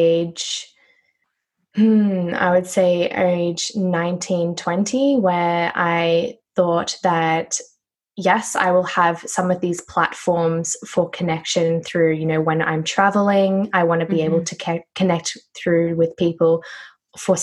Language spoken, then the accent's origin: English; Noosa, Queensland, Australia; I am from Queensland, Australia. It's a place called Noosa.